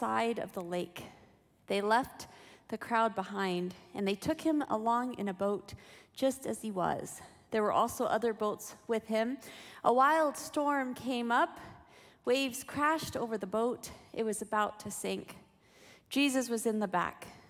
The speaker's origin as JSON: {"language": "English", "town": "Berrien Springs", "region": "Michigan", "country": "United States", "tie": "born or raised there", "said": "I grew up mostly in Berrien Springs, Michigan"}